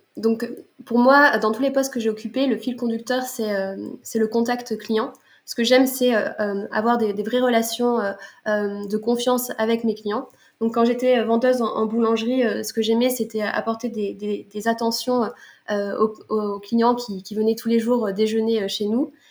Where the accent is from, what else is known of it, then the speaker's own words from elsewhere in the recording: Lille, Hauts-de-France, France; moved away as an adult; now in Montpellier, France; je suis originaire de Lille et euh, j'habite depuis euh, un an et demi à Montpellier.